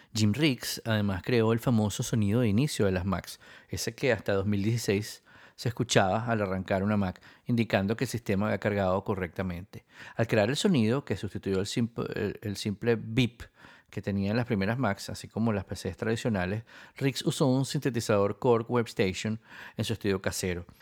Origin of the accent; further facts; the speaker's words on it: Venezuela; also born or lived in Spain; yo también soy venezolano y español